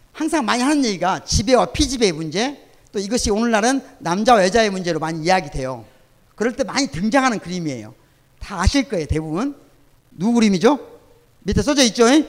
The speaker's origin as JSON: {"language": "Korean", "town": "Sunchang", "region": "North Jeolla", "country": "South Korea", "tie": "born or raised there", "moved": "yes", "lives_now": "Gwangju, South Korea", "said": "내 고향이 전라북도 순창입니다."}